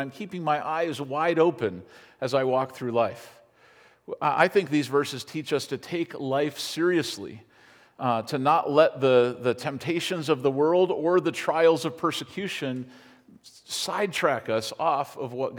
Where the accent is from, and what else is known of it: United States